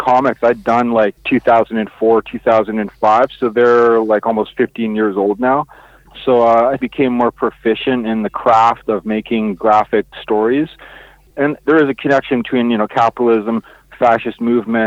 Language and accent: English; Kwakwaka'wakw Nation, British Columbia, Canada; I'm from the Kwakwaka'wakw Nation, and I live on the west coast of British Columbia